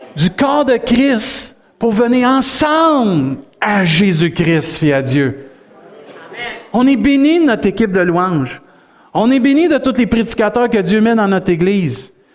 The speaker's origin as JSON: {"language": "French", "town": "Saint-Hyacinthe", "region": "Quebec", "country": "Canada", "tie": "born or raised there", "moved": "yes", "lives_now": "Rimouski, Canada", "said": "Saint-Hyacinthe, c'est ma terre natale. Tu sais, je suis né là, mais ma terre promise, c'est Rimouski"}